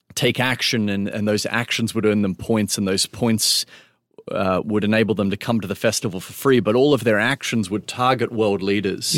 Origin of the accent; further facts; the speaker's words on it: Melbourne, Victoria, Australia; I grew up in Melbourne, Australia